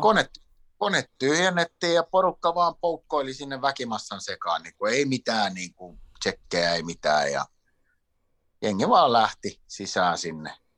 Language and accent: Finnish; Sweden; now in Finland; mä oon suomenruotsalainen, joka on syntynyt Ruotsissa